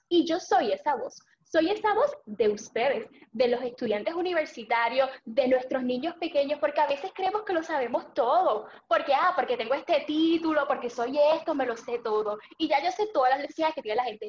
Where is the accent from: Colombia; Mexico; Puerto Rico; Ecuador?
Puerto Rico; Aguada; puedo servir a mi pueblo